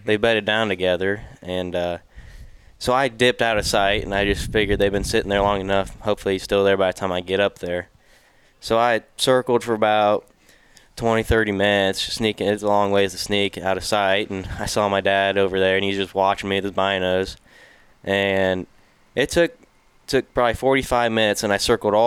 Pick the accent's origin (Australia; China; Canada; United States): United States; Fairfield, Iowa; I'm from Fairfield, Iowa